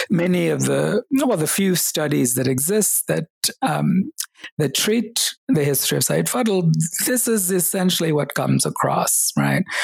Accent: Kerala, India; born there; English is a second language; even though I was born in Kerala, I had forgotten Malayalam, um, the language of the state.

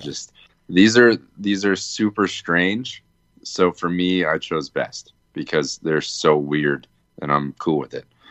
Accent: Virginia, United States; Growing up in Virginia

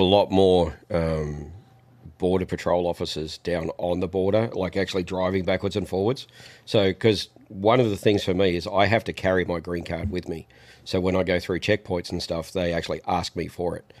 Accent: Australia; now in United States; Even though I'm not in the country, I'm still an Australian

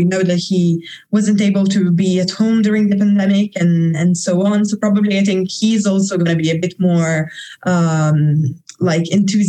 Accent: Monza, Lombardy, Italy; moved away as an adult; now in Netherlands; Okay, so I am originally from Monza, Italy, next to the track. Now I am, however, in Verstappen land, so in the Netherlands, to study.

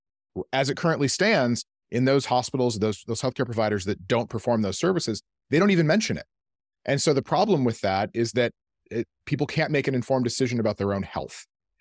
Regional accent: Michigan, United States; Because I'm from Michigan, there's a little bit more like auto industry.

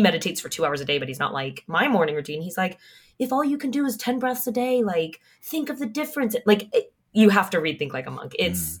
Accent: California, United States; I grew up in California, and so we were on the ah, West Coast

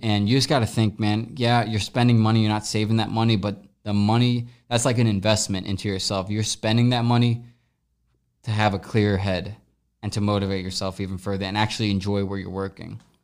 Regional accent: Midwest, United States; also born or lived in Los Angeles; now in St. Louis, United States; we're both from the Midwest

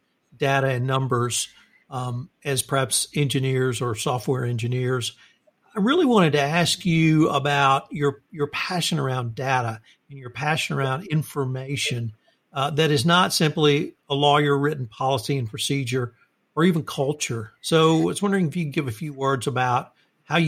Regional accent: Houston, Texas, United States; my hometown of Houston, Texas

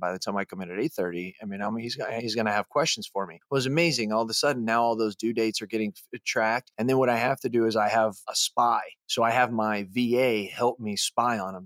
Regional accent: United States; moved away

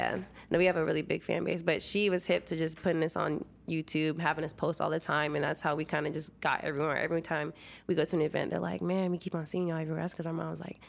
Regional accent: Iowa, United States; moved away; originally from Iowa.

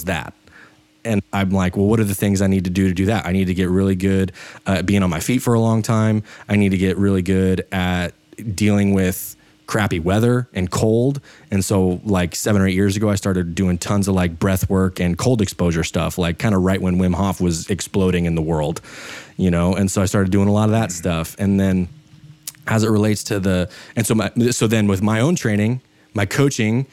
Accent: Idaho, United States; I live in Idaho. I'm from Idaho

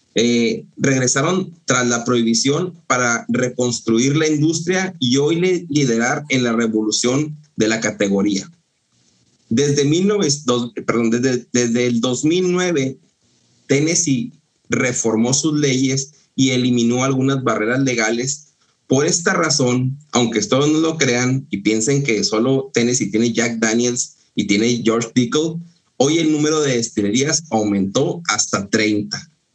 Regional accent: Mexico; yo que soy de, de Ascensión, de La Shona

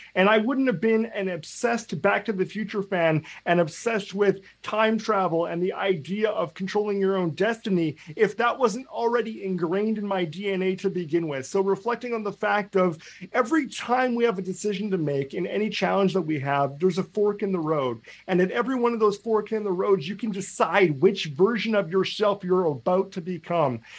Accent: Canada; I'm a Canadian

